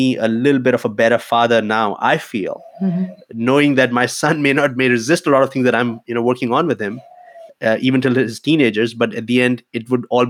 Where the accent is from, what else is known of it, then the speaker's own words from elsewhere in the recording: India; moved away as an adult; now in Germany; growing up in India at that time